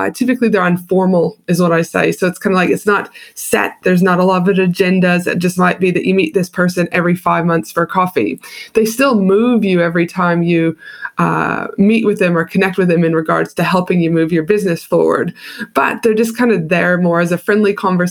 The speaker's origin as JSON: {"language": "English", "country": "Canada", "also_born_or_lived": "United States", "moved": "yes", "lives_now": "Australia", "said": "I'm from Canada originally"}